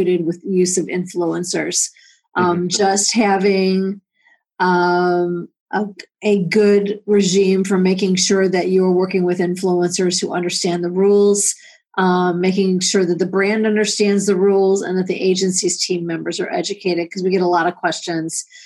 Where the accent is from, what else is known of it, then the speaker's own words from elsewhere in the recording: Cleveland, Ohio, United States; my hometown of Cleveland